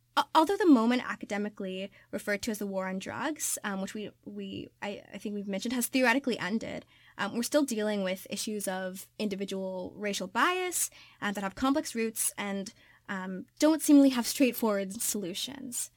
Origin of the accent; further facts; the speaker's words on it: Kentucky, United States; I'm from Kentucky.